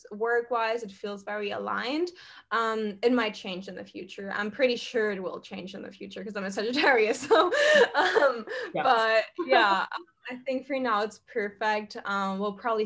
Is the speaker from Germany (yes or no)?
yes; Germany; moved away as an adult; now in Bali, Indonesia; I'm from Germany, for everyone who doesn't know. So I'm originally from there. I lived there, grew up there, went to school there, university